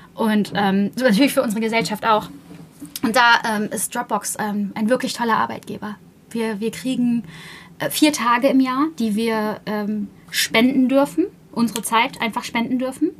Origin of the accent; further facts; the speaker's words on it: Buxtehude, Lower Saxony, Germany; ich komme ja aus Buxtehude